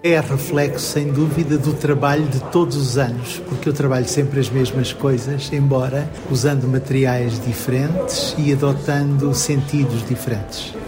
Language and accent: Portuguese; Maputo, Mozambique; now in Portugal; da terra onde eu nasci, que é muito longe daqui